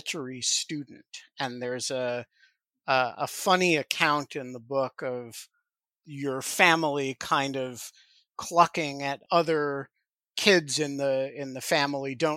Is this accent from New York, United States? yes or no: yes; New York City, New York, United States; a Brooklyn that I remember very well from my own childhood